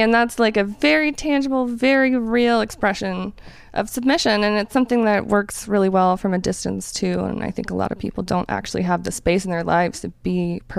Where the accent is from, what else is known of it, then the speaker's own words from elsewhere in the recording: South Carolina, United States; moved away as an adult; also born or lived in United Kingdom / San Francisco; I grew up in South Carolina in a super rural area. Republicans, Jesus, jet skis, golf, that sort of thing.